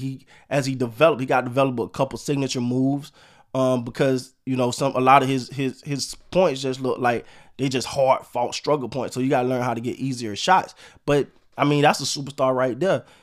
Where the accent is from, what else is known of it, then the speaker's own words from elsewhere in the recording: Florida, United States; I'm from Florida